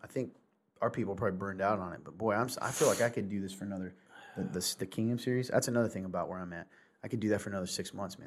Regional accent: the South, United States; I'm a Southerner

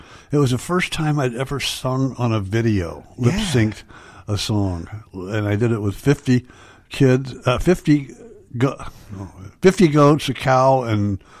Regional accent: Alabama, United States; and I come from Alabama.

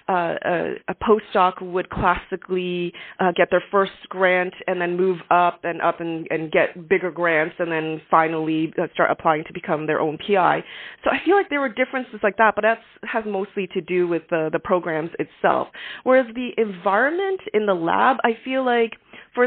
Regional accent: Canada; as a Canadian

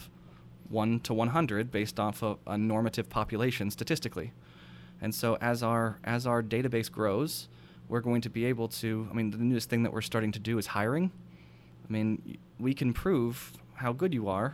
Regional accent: United States; I'm a weirdo from America

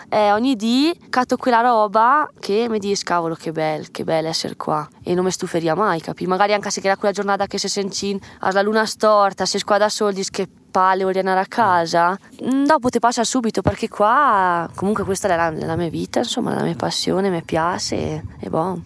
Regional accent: Tesero, Trentino-Alto Adige, Italy; 19 anni, e sono De Tesera

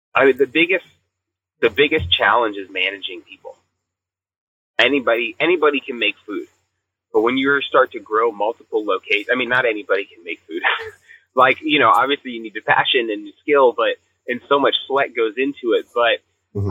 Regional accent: the South, United States; we grew up in the South

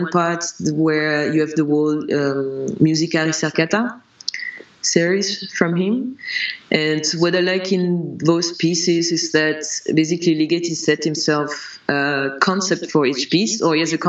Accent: France; when I was growing up in France, I learned piano for a bit

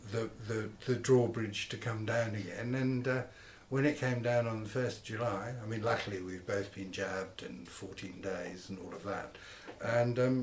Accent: Guernsey; I was brought up in Guernsey

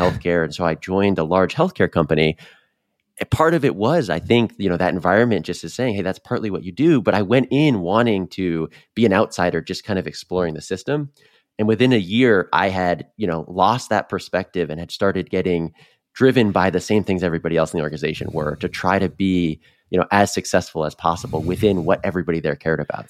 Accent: Northeast, United States; moved away as an adult; also born or lived in North Carolina / Boston; I grew up in the Northeast like you, started my career in there

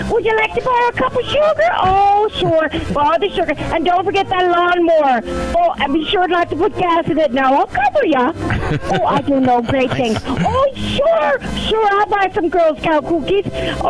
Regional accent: Wisconsin, United States; I'm from Wisconsin.

